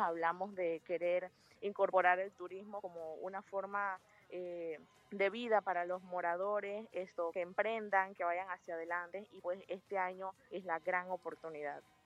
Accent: Panama; nosotros como panameños

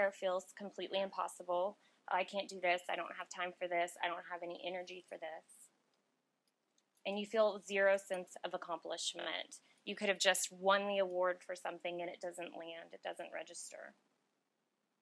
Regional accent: Austin, Texas, United States; I'm born and raised in Austin

